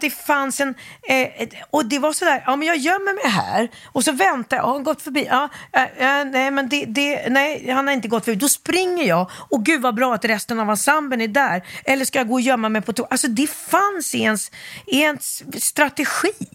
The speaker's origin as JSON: {"language": "Swedish", "town": "Stockholm", "region": "Stockholm County", "country": "Sweden", "tie": "born or raised there", "also_born_or_lived": "Gothenburg, Sweden / Helsingborg, Sweden / Västerås, Sweden", "said": "Stockholmstjej från jag var 9-10 mm. år."}